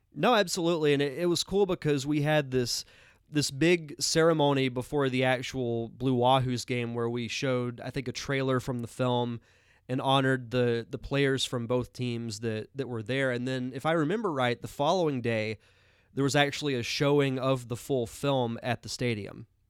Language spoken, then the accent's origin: English; Pensacola, Florida, United States; my hometown of Pensacola, Florida